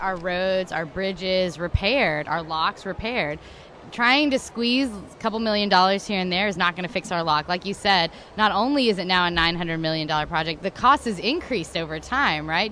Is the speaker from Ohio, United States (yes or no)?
no; Chattanooga, Tennessee, United States; also born or lived in Texas / Boston / Seattle; I grew up here in Chattanooga and I was originally born in Texas, but moved here pretty early, so did all of my schooling here.